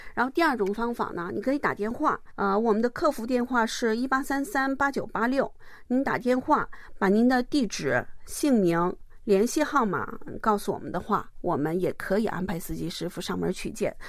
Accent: Jilin, China; also born or lived in Mudanjiang, Heilongjiang; now in Gimpo, South Korea; 我是来自中国吉林的

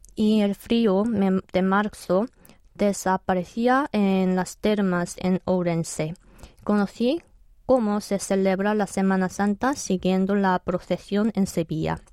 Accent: South Korea; Spanish is a second language; aprendí español primero en Corea, en el bachillerato, y después en España como estudiante de intercambio

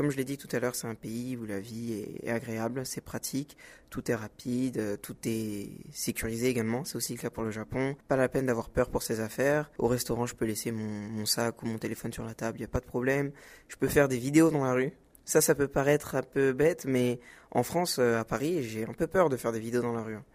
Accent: Senegal; Alors, on va commencer par le Sénégal car c'est mon pays d'origine.

